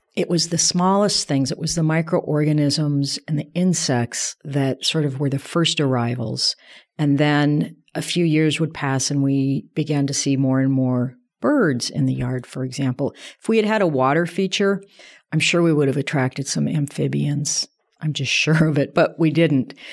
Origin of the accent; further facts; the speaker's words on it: south of Denver, Colorado, United States; I grew up in Colorado, south of Denver, in a sort of a suburban environment.